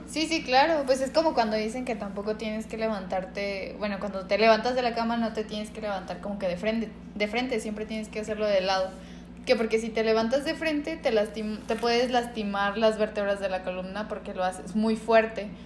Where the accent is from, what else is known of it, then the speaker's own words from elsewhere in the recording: Guadalajara, Jalisco, Mexico; somos tapatíos